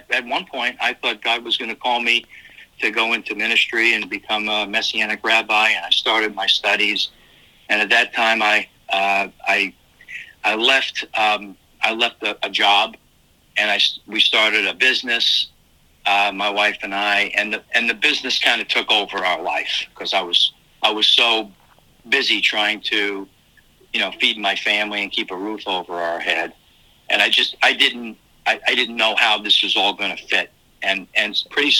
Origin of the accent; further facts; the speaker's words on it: New York, United States; moved away as an adult; now in Indianapolis, United States; when you're from New York